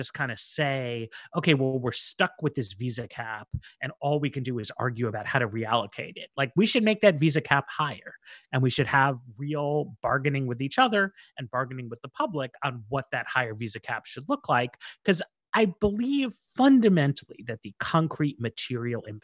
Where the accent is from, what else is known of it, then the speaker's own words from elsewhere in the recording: New York, United States; I grew up in New York